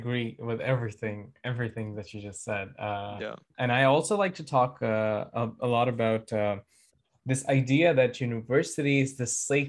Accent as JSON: {"language": "English", "country": "India", "moved": "as an adult", "said": "as an Indian student"}